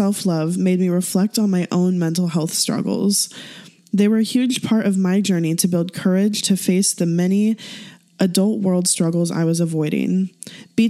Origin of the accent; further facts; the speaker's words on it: Midwest, United States; we're from the Midwest